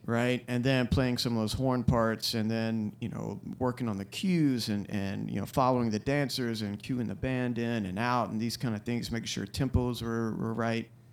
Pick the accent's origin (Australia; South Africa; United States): United States; Florence, South Carolina; I grew up in Florence, South Carolina